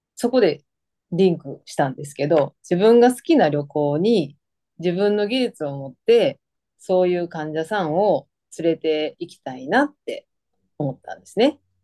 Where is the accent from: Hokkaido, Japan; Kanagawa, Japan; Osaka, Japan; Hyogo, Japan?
Osaka, Japan; moved away as an adult; now in Hawaii, United States; 大阪出身です。